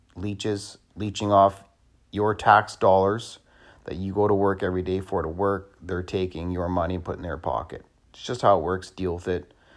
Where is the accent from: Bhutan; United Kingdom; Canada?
United Kingdom; Scotland; I'm Scottish